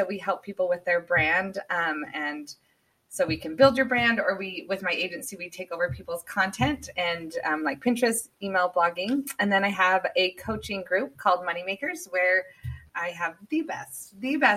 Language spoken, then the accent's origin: English; Castle Dale, Utah, United States; now in California, United States; I live, I grew up in Utah in a really small town by the mountains.